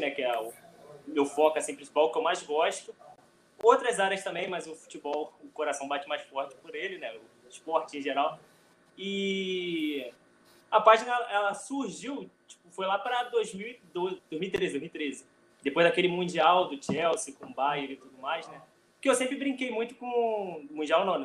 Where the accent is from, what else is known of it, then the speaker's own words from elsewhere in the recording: Rio de Janeiro, Brazil; eu sou do Rio